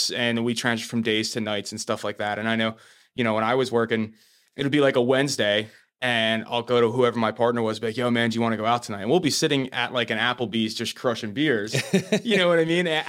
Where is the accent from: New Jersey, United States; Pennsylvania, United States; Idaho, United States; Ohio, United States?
New Jersey, United States; We're from